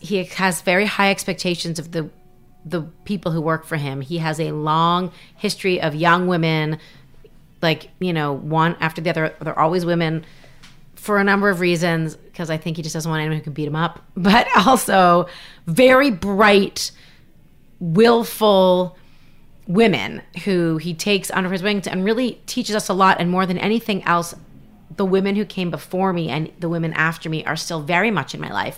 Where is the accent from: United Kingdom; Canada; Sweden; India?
Canada; moved away as an adult; now in United States; I'm from Canada